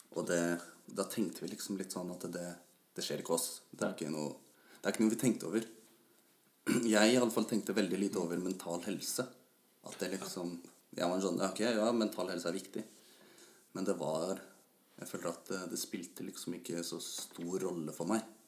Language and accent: Norwegian; Ås, Akershus, Norway; Jeg kommer fra Ås og jobber som bilmekaniker